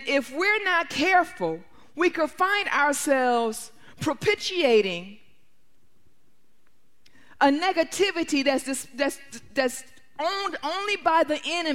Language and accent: English; Detroit, Michigan, United States; I grew up in Detroit, which was at that time 82% black